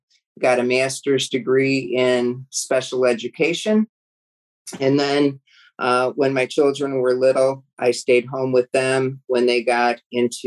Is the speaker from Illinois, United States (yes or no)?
yes; South Suburban Cook County, Illinois, United States; I was born and raised in South Suburban Cook County. I've never lived probably 10 miles from where I grew up.